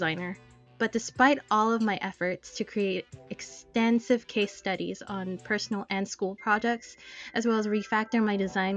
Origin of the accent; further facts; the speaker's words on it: United States; I am Filipino-American.